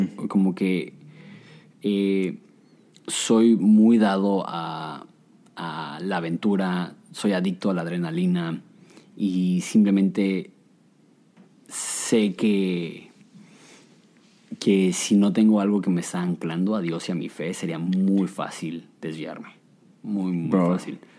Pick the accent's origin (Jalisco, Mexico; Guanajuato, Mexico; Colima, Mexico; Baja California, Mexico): Baja California, Mexico; Ensenada; also born or lived in Mexico City / Querétaro; cuando yo tenía un año llegamos a Querétaro y cuando teníamos ocho llegamos a el bello puerto de Ensenada, alias el paraíso.